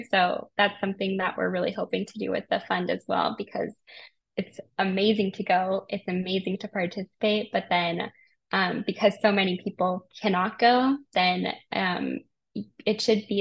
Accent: Colorado, United States; I grew up in Colorado. And I had the Rocky Mountains as a backdrop to my entire life.

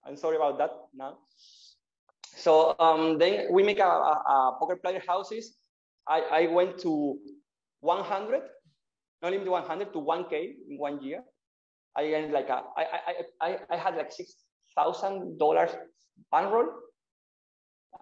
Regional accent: Malaga, Andalusia, Spain; English is a second language; I'm from Malaga. I'm from Malaga, from Spain.

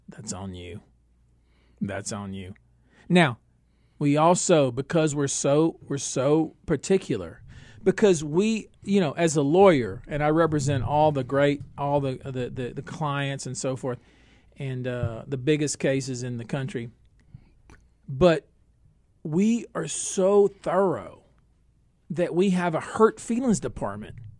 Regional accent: Northeast Texas, United States; I'm from Northeast Texas.

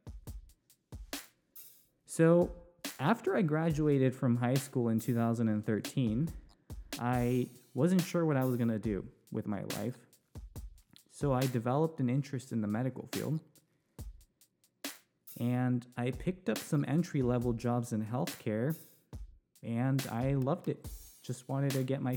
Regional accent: Newbury Park, California, United States; also born or lived in Ventura, California; I was born and raised in Ventura County, specifically Newbury Park. That's where I grew up.

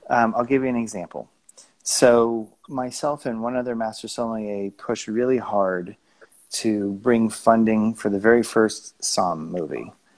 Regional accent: Tucson, Arizona, United States; moved away as an adult; also born or lived in upstate New York / Los Angeles / Flagstaff / Aspen; I grew up in Tucson, Arizona, by the Mexican border

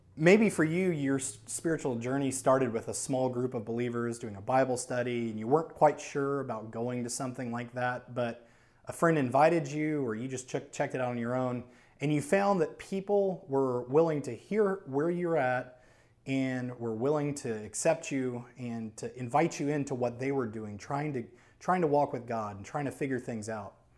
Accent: New Orleans, Louisiana, United States; moved away as an adult; I am from New Orleans, Louisiana. And I moved here in two thousand nine when I was about twenty-four, twenty-five

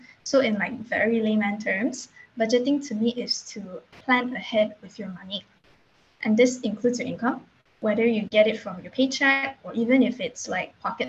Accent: Puchong, Selangor, Malaysia; I'm currently still 22 years old, as I've yet to celebrate my birthday this year. So, born and raised in Malaysia, I'm the Puchong friend that lives like 20 minutes away from campus.

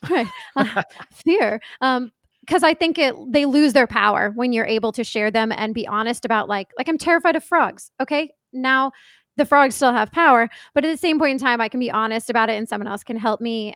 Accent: East Coast, United States; I grew up on the East Coast, and my family mostly lives on the East Coast

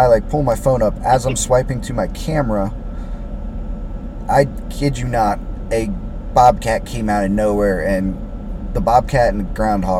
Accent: Carrollton, Kentucky, United States; moved away; I went back up to Carrollton, where I'm from originally

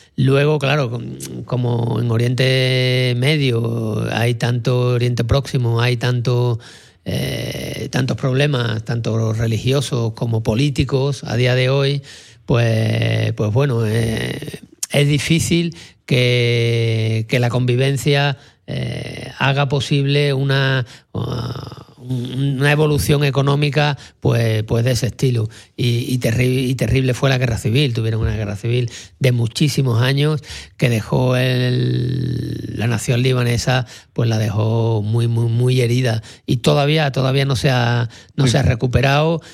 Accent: Sanlúcar de Barrameda, Andalusia, Spain; yo que soy de Sanlúcar, allí en Cádiz

